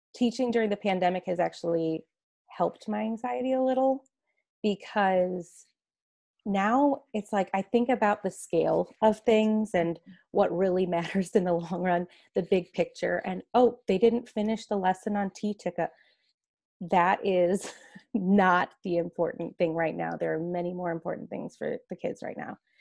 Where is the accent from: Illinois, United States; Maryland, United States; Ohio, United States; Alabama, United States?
Illinois, United States; Chicago suburbs; moved away as an adult; now in Scottsdale, United States; I'm actually originally from the Chicago suburbs.